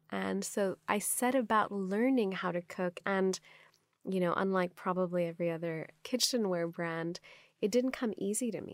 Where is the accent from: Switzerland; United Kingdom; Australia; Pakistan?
Pakistan; first language Urdu; English is a second language; moved away as an adult; also born or lived in Stanford, United States / Dubai, United Arab Emirates; now in Los Angeles, United States; if you grew up in Pakistan, now I live in Los Angeles